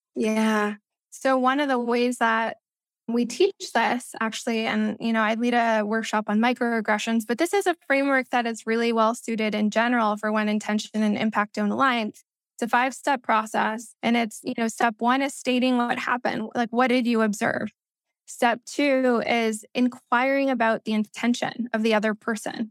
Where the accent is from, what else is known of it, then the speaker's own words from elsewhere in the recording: Missouri, United States; first language Spanish; English is a second language; also born or lived in Peru (ancestry); I grew up biculturally here in the U S